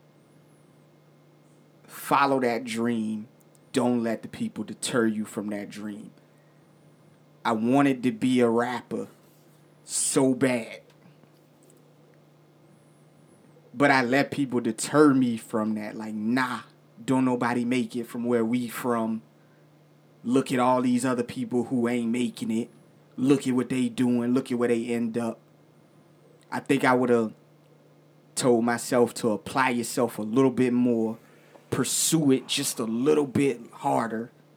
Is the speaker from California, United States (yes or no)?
no; Virginia, United States; I'm from Virginia